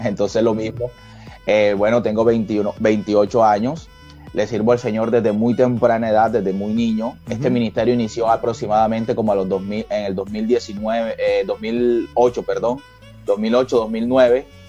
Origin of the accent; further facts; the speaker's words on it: Colombia; que nos identificara como colombianos